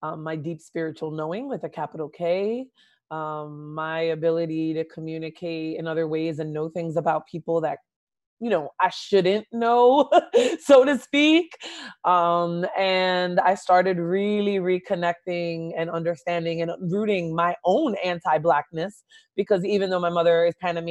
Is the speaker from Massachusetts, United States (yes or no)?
no; Jersey City, New Jersey, United States; I grew up in the inner city and center city, I would say, of Jersey City, New Jersey.